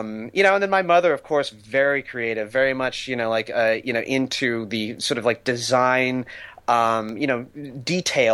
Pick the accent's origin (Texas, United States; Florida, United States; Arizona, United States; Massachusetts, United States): Texas, United States; born or raised there; also born or lived in New Orleans, Louisiana / Boston; now in Los Angeles, United States